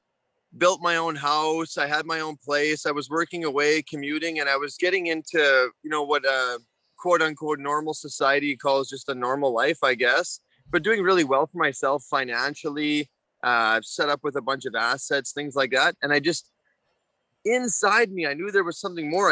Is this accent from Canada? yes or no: yes; Prince Albert, Saskatchewan, Canada; moved away as an adult; now in Australia; originally from Prince Albert, Saskatchewan. My mom was a phone operator. She just retired. She was there for almost 40 years. My dad was a logger. So growing up, I got pulled out of school to go help him work on heavy equipment